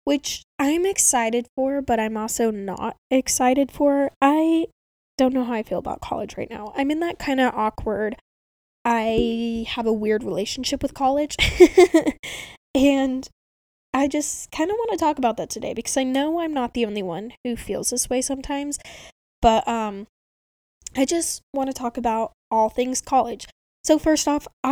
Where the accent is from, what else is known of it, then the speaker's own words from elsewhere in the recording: Spokane, Washington, United States; all the other colleges in my hometown